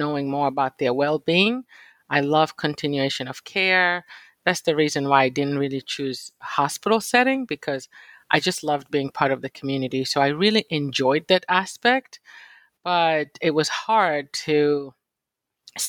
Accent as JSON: {"language": "English", "country": "Kenya", "tie": "born or raised there", "also_born_or_lived": "Virginia / Philadelphia", "moved": "as an adult", "lives_now": "United States"}